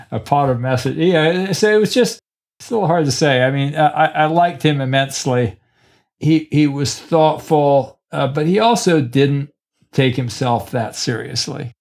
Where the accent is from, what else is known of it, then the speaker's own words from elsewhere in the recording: Killarney, Munster, Ireland; also born or lived in Cork; I'm from Killarney